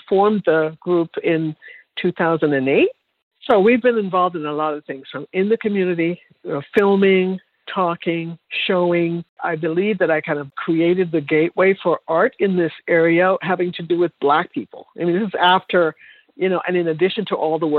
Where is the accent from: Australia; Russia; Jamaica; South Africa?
Jamaica; moved away; I'm from Jamaica